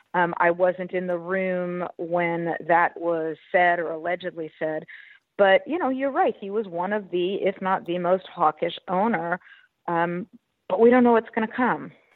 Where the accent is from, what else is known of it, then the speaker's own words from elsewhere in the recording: Los Angeles, California, United States; also born or lived in Berkeley; I came back to my hometown of Los Angeles for grad school